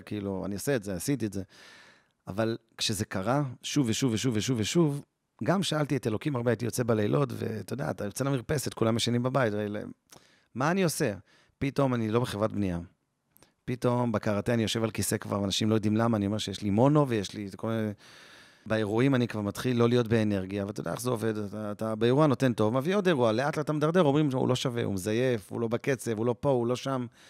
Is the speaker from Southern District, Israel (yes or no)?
no; Jerusalem, Jerusalem District, Israel; born or raised there